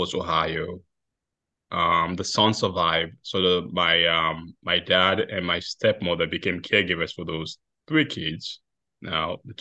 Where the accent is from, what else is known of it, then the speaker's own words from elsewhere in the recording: Sierra Leone; moved away; my home country, Sierra Leone.